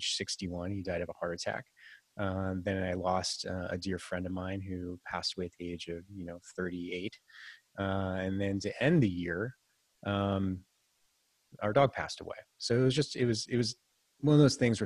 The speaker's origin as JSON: {"language": "English", "area": "Silicon Valley", "region": "California", "country": "United States", "tie": "born or raised there", "also_born_or_lived": "San Francisco, United States / Santa Barbara, United States", "said": "I was born and raised in the Silicon Valley before it was all"}